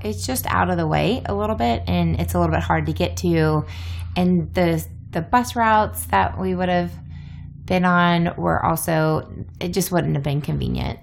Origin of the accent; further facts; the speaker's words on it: the South, United States; moved away; also born or lived in Iowa; I'm a Southerner